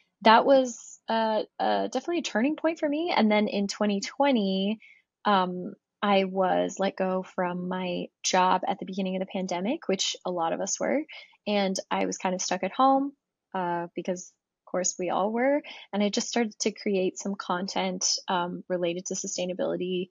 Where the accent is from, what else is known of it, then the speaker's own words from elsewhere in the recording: Florida, United States; also born or lived in Germany; I grew up near the ocean in Florida